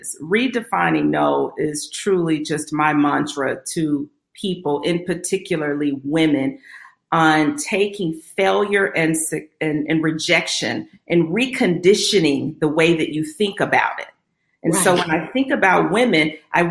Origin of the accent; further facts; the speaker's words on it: Little Rock, Arkansas, United States; I grew up in Little Rock, Arkansas, grew up what we would call middle class